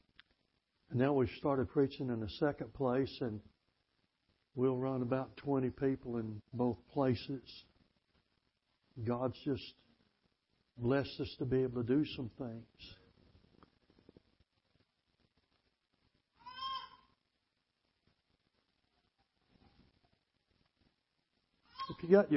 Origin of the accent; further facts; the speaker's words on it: Mississippi, United States; also born or lived in Tennessee; I'm from Mississippi